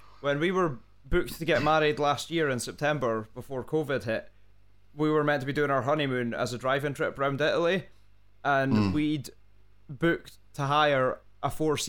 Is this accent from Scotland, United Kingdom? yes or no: yes; Scotland, United Kingdom; I'm a Scotsman.